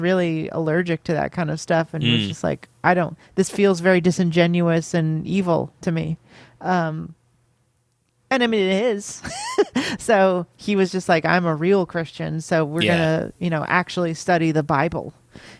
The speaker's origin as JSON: {"language": "English", "town": "Los Angeles", "region": "California", "country": "United States", "tie": "born or raised there", "said": "when I was growing up in Los Angeles"}